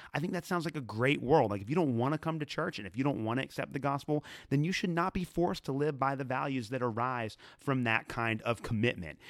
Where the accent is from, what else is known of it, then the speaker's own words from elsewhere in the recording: Northern Kentucky, United States; a couple of different churches in Northern Kentucky, where I am from